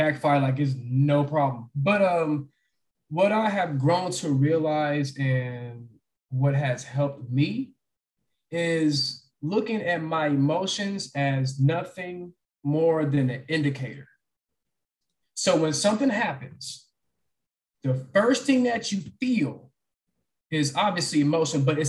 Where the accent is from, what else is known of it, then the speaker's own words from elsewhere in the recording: Texas, United States; I'm born and raised in Texas